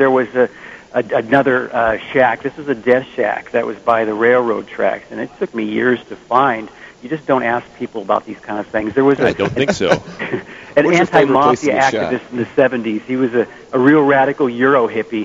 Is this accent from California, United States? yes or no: yes; Bay Area, California, United States; in the Bay Area. I'm still here. I'm in San Francisco right now